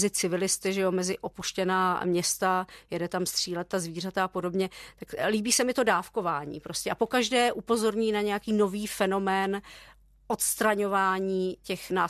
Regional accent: Czechia; ale zase jsem vyrůstala na sídlišti v Československu v 80. letech. A jsme ten východní blok

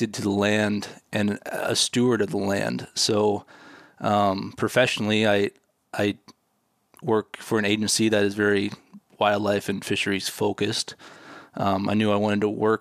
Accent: Ohio, United States; now in Minnesota, United States; I grew up in Ohio, so I'm a Midwestern boy at heart. I like Minnesota a lot better where I live now

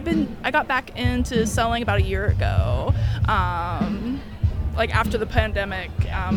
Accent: Southern Indiana, United States; I'm from Southern Indiana.

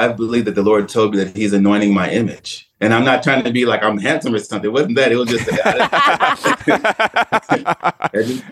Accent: Detroit, Michigan, United States; I was born and raised in Detroit, Michigan

